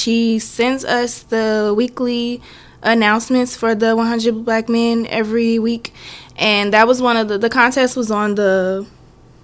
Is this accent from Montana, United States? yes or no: no; Missouri City, Texas, United States; I am from Missouri City, Texas, and I went to Thurgood Marshall High School